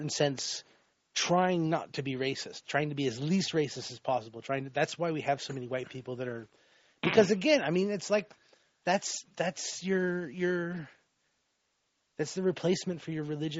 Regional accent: Florida, United States; like, I grew up in Florida, and in Central Florida, it's you know, on the coastline, it's all sort of like yuppies and snowbirds.

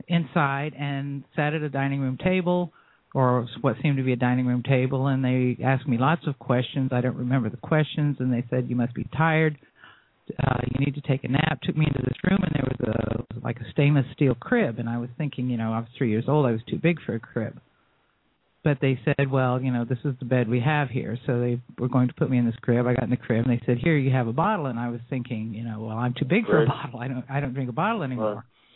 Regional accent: Florida, United States; I was born and raised in Florida. We moved to Jacksonville

